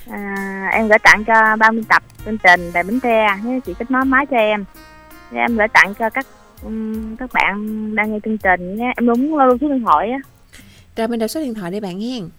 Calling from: Tiền Giang, Vietnam; ở Tiền Giang.

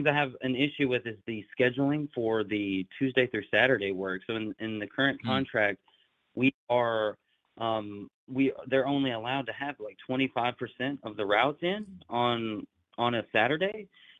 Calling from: Jackson, Tennessee, United States; the Teamster teacher from TikTok, and I am from Jackson, Tennessee. It's just West Tennessee.

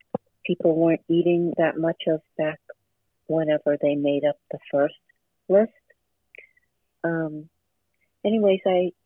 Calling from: Boston, Massachusetts, United States; I'm calling from Boston, Massachusetts.

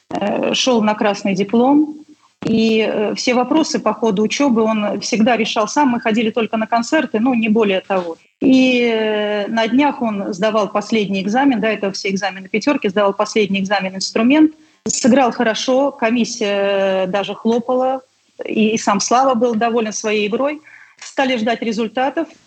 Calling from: Saint Petersburg, Russia; Э, уже сказали, что я из Санкт-Петербурга

